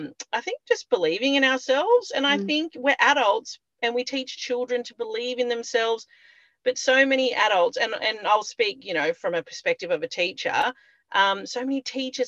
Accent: Byron Bay, New South Wales, Australia; I grew up in Byron Bay

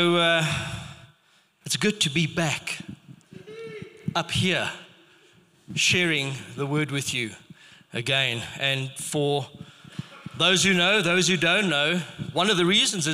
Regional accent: Rustenburg, North West, South Africa; I grew up in Rustenburg, and it was a predominantly Afrikaans area.

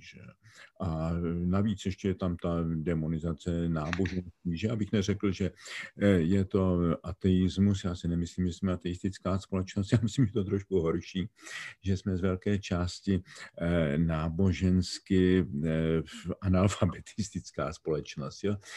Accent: Czechia; My jsme jako Češi vzácně monokulturní společnost.

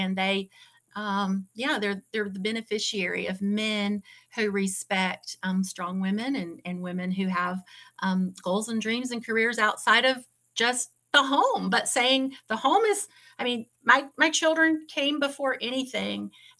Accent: Atlanta, Georgia, United States; moved away; also born or lived in North Carolina / Lawrence, Kansas; I was born in Atlanta and then lived in North Carolina.

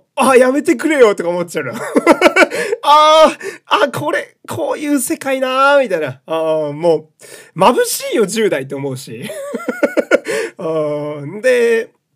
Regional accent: Fukui, Japan; moved away; also born or lived in Osaka / Tokyo; 私は福井県の出身なんで、やっぱ福井県の高校をね、応援するわけなんですけど

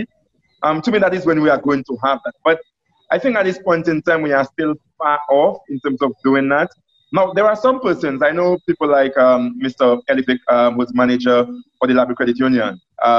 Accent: Bellevue, St. Lucia; I'm from Bellevue

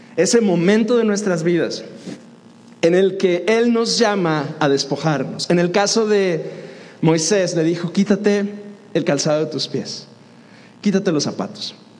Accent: Dolores Hidalgo, Guanajuato, Mexico; also born or lived in Piedras Negras, Coahuila; Yo crecí en Dolores y algo, Guanajuato

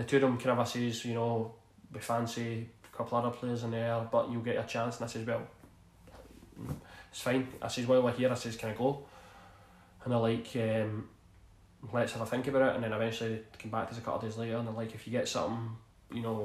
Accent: Glasgow, Scotland, United Kingdom; I grew up in East End of Glasgow

